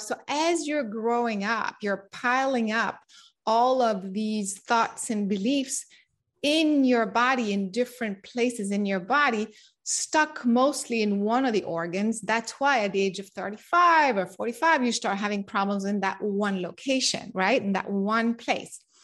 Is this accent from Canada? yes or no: no; France; moved away; also born or lived in Japan / United States / San Diego; I grew up in France